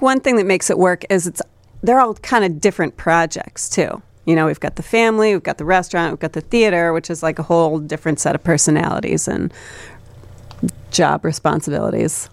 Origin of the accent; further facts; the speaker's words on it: Buckingham, Iowa, United States; now in Chicago, United States; I grew up on a farm in Iowa.